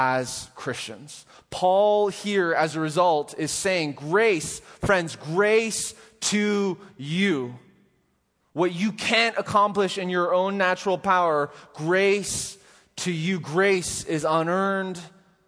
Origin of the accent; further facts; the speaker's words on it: Canada; I'm Canadian